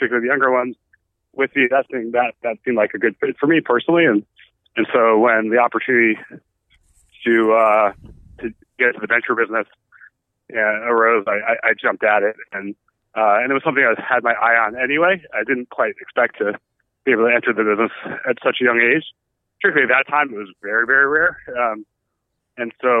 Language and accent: English; New York, United States; also born or lived in Boston / Chicago; I'm born and raised in New York, actually. So stayed through my whole childhood